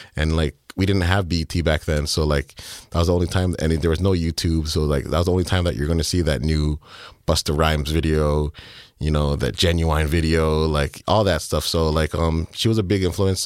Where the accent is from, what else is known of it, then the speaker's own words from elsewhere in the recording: Markham, Ontario, Canada; I'm from Markham